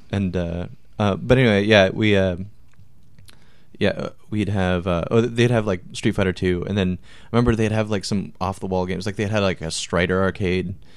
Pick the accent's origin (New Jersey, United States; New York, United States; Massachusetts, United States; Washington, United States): Washington, United States; Marysville; I grew up in Marysville, which is, like, North Washington